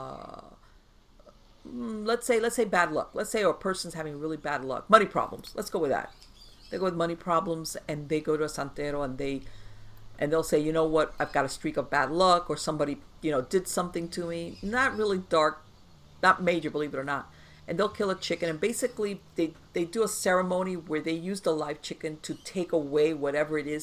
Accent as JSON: {"language": "English", "town": "Miami", "region": "Florida", "country": "United States", "tie": "born or raised there", "said": "I grew up in Miami"}